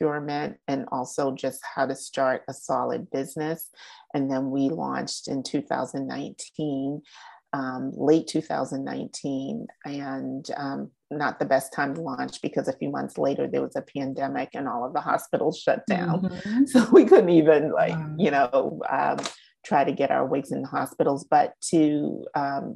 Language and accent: English; Boston, Massachusetts, United States; I was born and raised in Boston